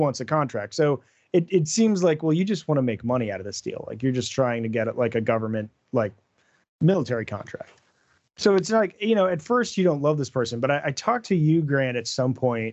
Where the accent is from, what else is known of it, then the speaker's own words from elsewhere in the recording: United States; I'm an American